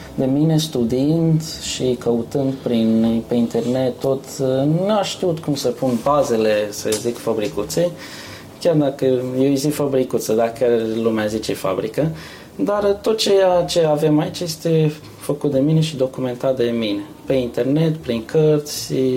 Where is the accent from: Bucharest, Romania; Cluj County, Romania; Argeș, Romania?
Argeș, Romania; near Pitești; moved away as an adult; now in Yorkshire, United Kingdom; în satul meu, unde, unde sunt de acolo, de lângă Pitești